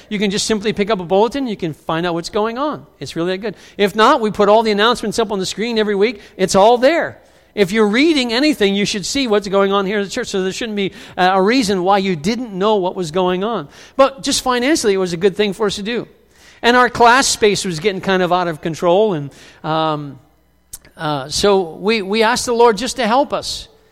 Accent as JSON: {"language": "English", "country": "United States", "said": "many of us in the U S A who identify as Christians"}